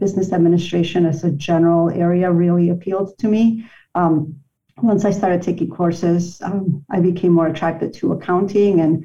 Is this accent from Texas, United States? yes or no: no; Chicago, Illinois, United States; I consider myself a lifelong Chicagoan. I'm a product of Chicago Public Schools.